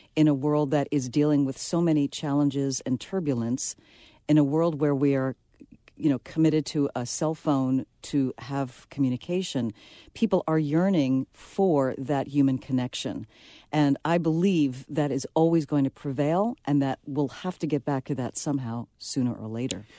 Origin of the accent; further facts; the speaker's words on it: New York City, New York, United States; I'm from the Bronx